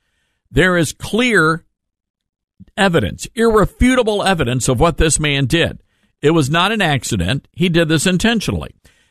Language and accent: English; Memphis, Tennessee, United States; Midtown Memphis, Tennessee. That's my hometown.